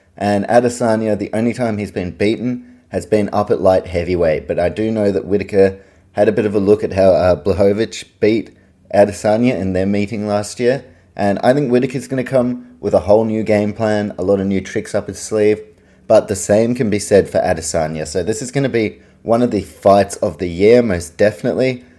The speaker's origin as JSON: {"language": "English", "region": "Auckland", "country": "New Zealand", "tie": "born or raised there", "moved": "as an adult", "lives_now": "Australia", "said": "I'm a Kiwi, I grew up in New Zealand, I've lived the second half of my life in Australia"}